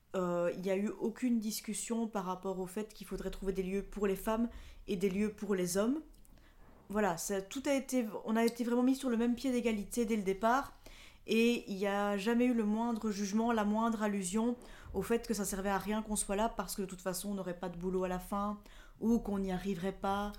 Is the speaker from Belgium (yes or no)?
yes; La Louvière, Wallonia, Belgium; Je viens de La Louvière. C'est une, une ville industrielle qui se trouve entre Mons et Charleroi. C'est dans le sud de la Belgique, dans la province de Hainaut.